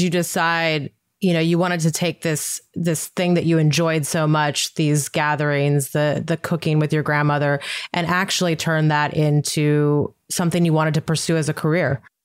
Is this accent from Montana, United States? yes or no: yes; Montana, United States; I'm from Montana